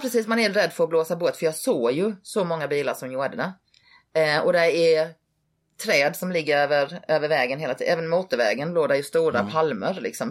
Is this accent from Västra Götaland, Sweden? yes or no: no; Halmstad, Halland County, Sweden; moved away as an adult; also born or lived in Hawaii; now in Las Vegas, United States; jag var uppväxt i Halmstad